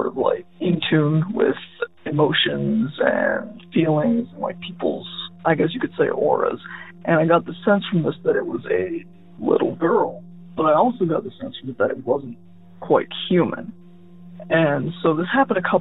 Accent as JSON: {"language": "English", "region": "Ohio", "country": "United States", "said": "I'm from Ohio"}